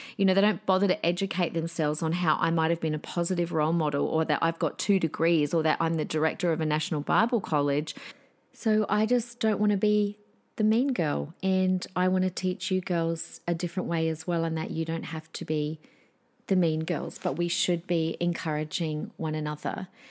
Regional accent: Adelaide, South Australia, Australia; My hometown, South Australia, shout out Adelaideans

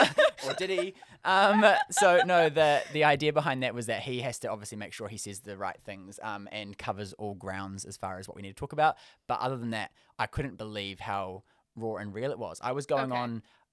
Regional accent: South Auckland, Auckland, New Zealand; Probably, I'd say, before I moved to Auckland, I'm from South Auckland, right?

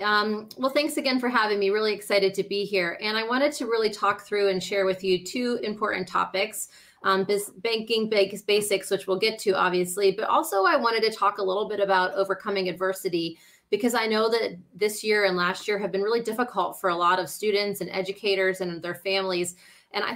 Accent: Pittsburgh, Pennsylvania, United States; also born or lived in Meadville, Pennsylvania; I grew up in Pittsburgh and I went to Allegheny College in Meadville, Pennsylvania. And I still volunteer for Allegheny now. And I live in Squirrel Hill, Pennsylvania with my husband and my rescue dog, Finn.

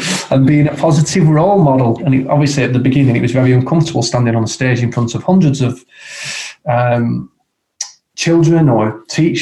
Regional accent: Blackburn, North West England, United Kingdom; my hometown of Blackburn

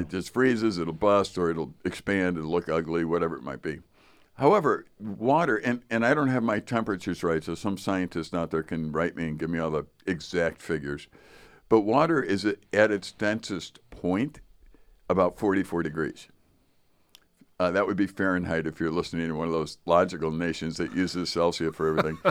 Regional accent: Chicago, Illinois, United States; moved away; I grew up in Chicago

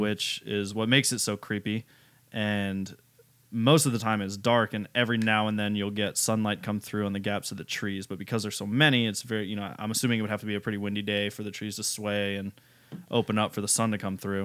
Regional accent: United States; I'm American

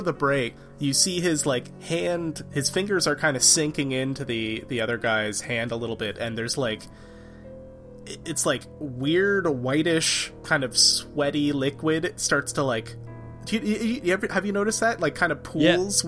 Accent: Canada; I'm from Canada

